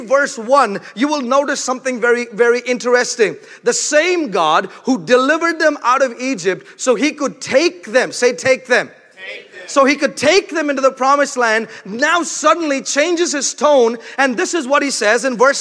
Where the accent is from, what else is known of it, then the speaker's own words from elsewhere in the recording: India; moved away; I'm from India